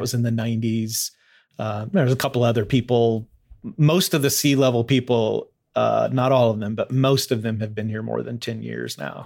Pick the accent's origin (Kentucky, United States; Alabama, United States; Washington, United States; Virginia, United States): Kentucky, United States; Louisville; moved away as an adult; now in Fort Wayne, United States; I grew up mostly in Louisville, uh, moved there when I was pretty young